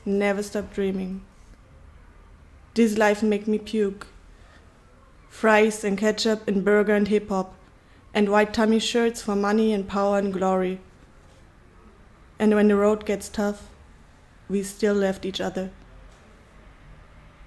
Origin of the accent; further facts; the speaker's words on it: Bavaria, Germany; English is a second language; moved away as an adult; also born or lived in Berlin; now in Istanbul, Turkey; I was born in Bavaria. I'm German